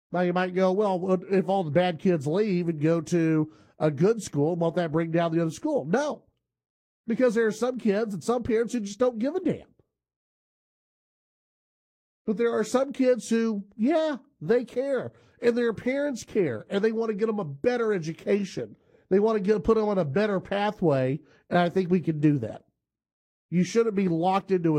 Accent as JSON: {"language": "English", "town": "Grand Prairie", "region": "Texas", "country": "United States", "tie": "born or raised there", "said": "where I grew up in Grand Prairie"}